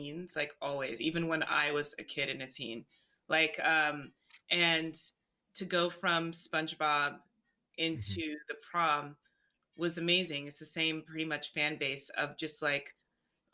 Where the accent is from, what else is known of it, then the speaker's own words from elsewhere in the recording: Alabama, United States; moved away; also born or lived in New York City / Los Angeles; I'm from Alabama